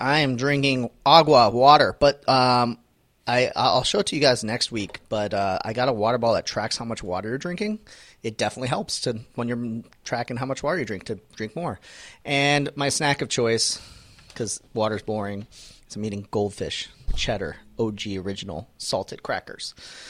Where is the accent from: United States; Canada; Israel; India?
Canada; I'm Canadian.